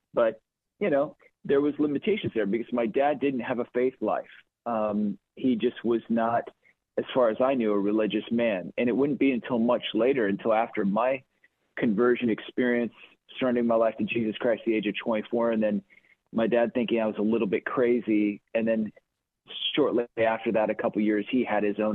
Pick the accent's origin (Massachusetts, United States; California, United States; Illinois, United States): Illinois, United States; Chicago; also born or lived in Quad Cities; I was born and raised in Chicago. Well, toggled back and forth between actually Quad Cities and Chicagoland